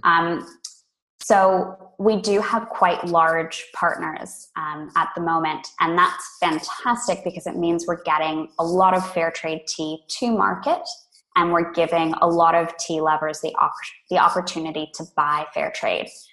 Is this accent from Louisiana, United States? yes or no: no; California, United States; moved away as an adult; now in Australia; I grew up in California originally